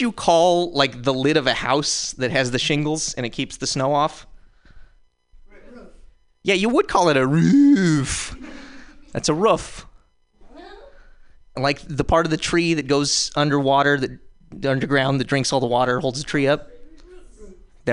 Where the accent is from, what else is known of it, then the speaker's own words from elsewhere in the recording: Montana, United States; now in San Francisco, United States; I'm from Montana, but I live in San Francisco.